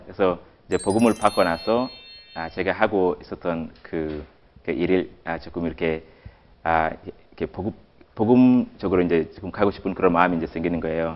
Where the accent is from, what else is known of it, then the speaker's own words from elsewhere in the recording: Kenya; Korean is a second language; now in South Korea; 저는 케냐에서 온